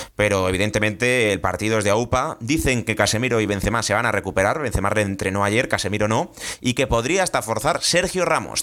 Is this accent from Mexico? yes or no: no; Spain; como españoles, hemos perdido contra el maestro